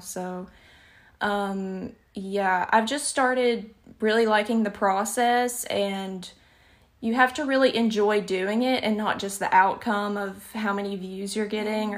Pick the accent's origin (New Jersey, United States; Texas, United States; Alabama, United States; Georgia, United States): Alabama, United States; accent: Southern; I don't notice my accent a lot of the times, but it can be shocking to other people because I'm in the deep, deep South. I live in Alabama